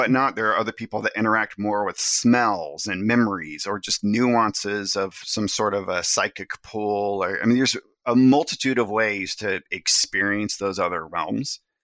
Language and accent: English; the Ozarks, Missouri, United States; I was raised in the Ozarks